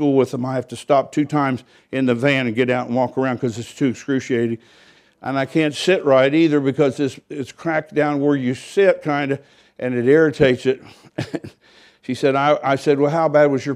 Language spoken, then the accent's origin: English; United States; I was from America